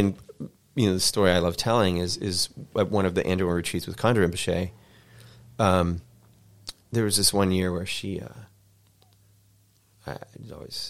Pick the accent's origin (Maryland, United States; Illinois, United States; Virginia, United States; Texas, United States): Maryland, United States; Annapolis; I mean, I did, you know, growing up in Annapolis, Maryland, Annapolis, like Baltimore, I believe is, or at least was back in the day, a majority African American city.